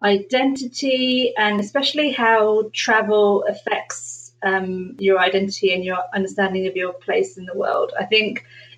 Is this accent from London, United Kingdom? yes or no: yes; London, United Kingdom; I was born in London.